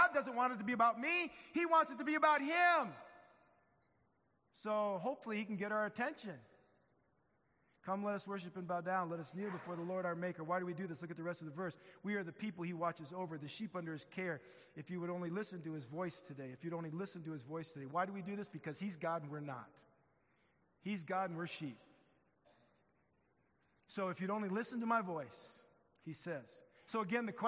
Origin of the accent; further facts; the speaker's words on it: Midwest, United States; I'm from the Midwest